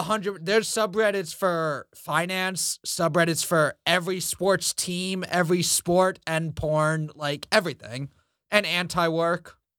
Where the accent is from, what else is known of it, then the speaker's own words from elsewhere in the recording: New York City, New York, United States; I grew up in Queens